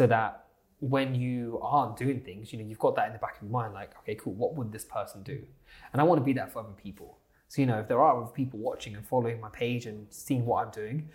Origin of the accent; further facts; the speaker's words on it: Southampton, South East England, United Kingdom; So I'm from Southampton, so a little place called Southampton